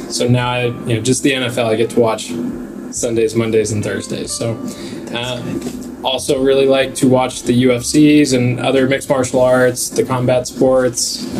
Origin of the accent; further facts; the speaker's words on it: Kansas City, United States; So I'm from Kansas City